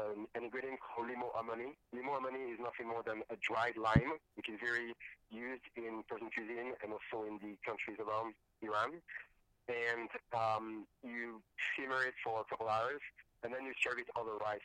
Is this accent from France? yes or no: yes; Paris, Île-de-France, France; English is a second language; moved away as an adult; now in United States; I'm French, I was born in Paris, but my parents are from North Africa. And I was actually raised on my mother's side of the family, who is from Tunisia.